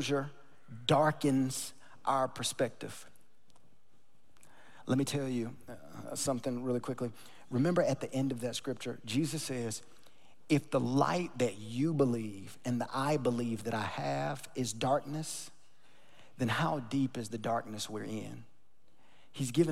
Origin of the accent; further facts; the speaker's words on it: North Carolina, United States; now in Texas, United States; I grew up in North Carolina in a small town, smaller than Sugar Land, smaller than Rosenberg.